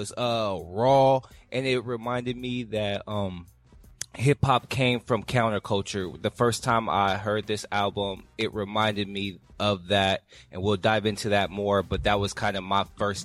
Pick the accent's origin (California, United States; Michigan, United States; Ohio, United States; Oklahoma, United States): California, United States; I'm from the West Coast, I'm from Cali.